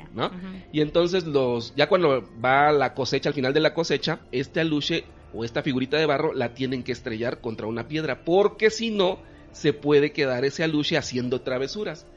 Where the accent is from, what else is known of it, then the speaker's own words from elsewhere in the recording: Campeche, Mexico; yo que soy de Campeche